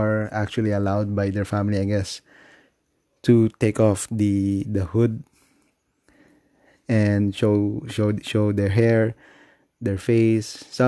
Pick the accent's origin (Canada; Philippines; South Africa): Philippines; You know, I'm still a Filipino, I guess.